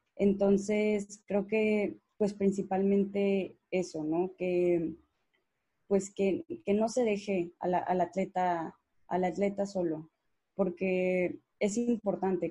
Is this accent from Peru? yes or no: no; Mexico; Aquí en México